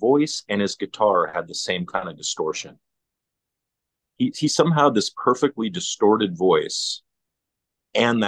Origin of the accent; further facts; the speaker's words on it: Canada; as a Canadian